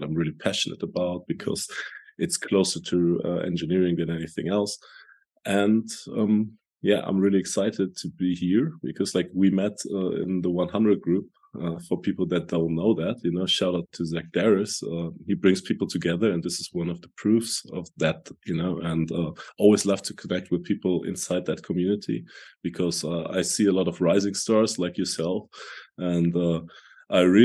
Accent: Germany; also born or lived in Hanover; I'm from Germany, and I live here in Hanover

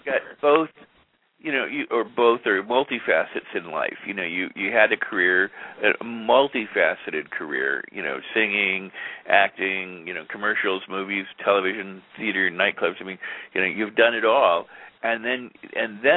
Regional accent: Los Angeles, California, United States; I was growing up in Hollywood in the 70s

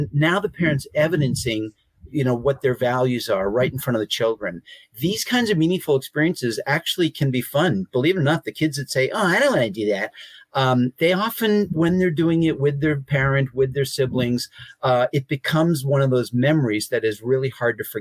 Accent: Boston, Massachusetts, United States; I'm from Boston.

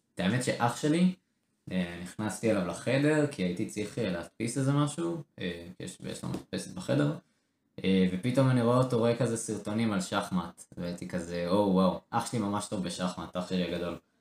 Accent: Israel; בתור ישראלים

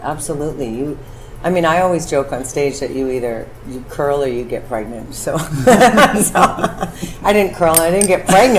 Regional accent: Dawson Creek, British Columbia, Canada; also born or lived in Vancouver, Canada; I'm originally from British Columbia, Canada, and we moved a lot. So the most significant town was Dawson Creek

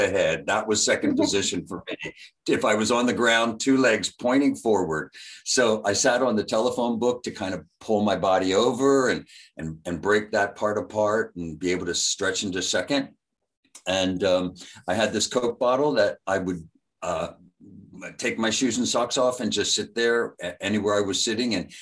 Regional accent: outside of Philadelphia, Pennsylvania, United States; moved away as an adult; also born or lived in Tucson, Arizona; I grew up outside of Philly

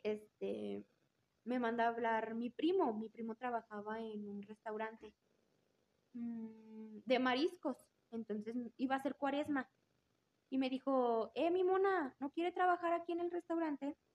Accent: Aguascalientes, Mexico; soy 100% hidrocálida de la gremial 35

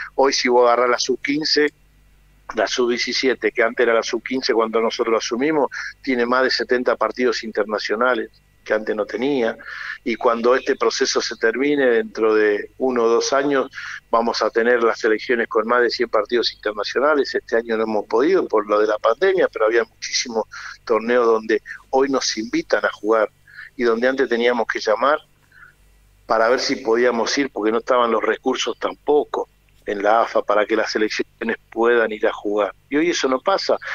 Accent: Argentina; como somos los argentinos

